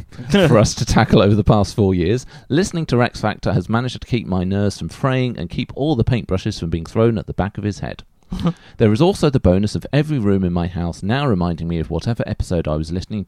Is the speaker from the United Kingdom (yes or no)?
no; Denmark; I come from Denmark.